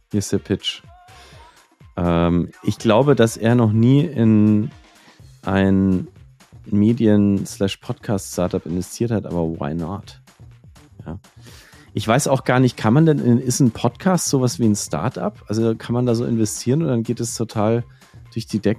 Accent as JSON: {"language": "German", "town": "Nuremberg", "region": "Bavaria", "country": "Germany", "moved": "as an adult", "lives_now": "New York, United States"}